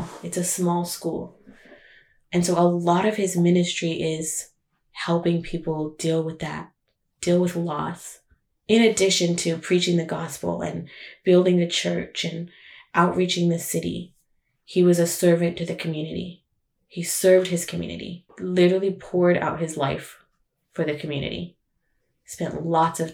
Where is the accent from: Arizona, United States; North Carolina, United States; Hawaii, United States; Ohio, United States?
Arizona, United States; Chinle; moved away; I grew up in Chinle, Arizona